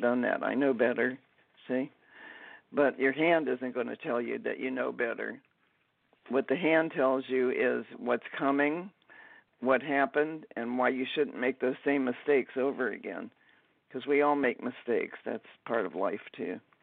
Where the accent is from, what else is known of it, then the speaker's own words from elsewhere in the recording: Dayton, Ohio, United States; I grew up in Dayton, Ohio.